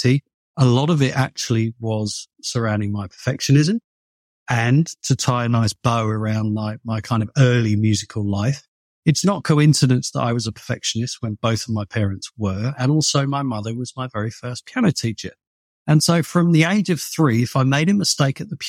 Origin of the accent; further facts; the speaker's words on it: United Kingdom; moved away as an adult; now in Los Angeles, United States; I'm obviously British